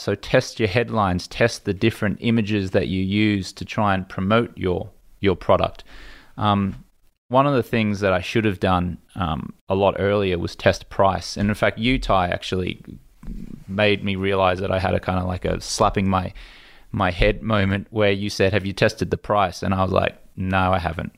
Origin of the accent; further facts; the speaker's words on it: Australia; moved away as an adult; now in United States; an Australian kid who'd never been to America